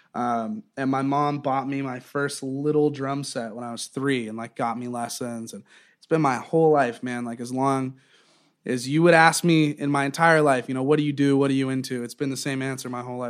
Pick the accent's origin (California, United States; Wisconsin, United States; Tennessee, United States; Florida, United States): Florida, United States; Southwest; moved away as an adult; also born or lived in Eugene, Oregon / Wilmington, North Carolina; now in New York, United States; I kind of grew up in in Southwest Florida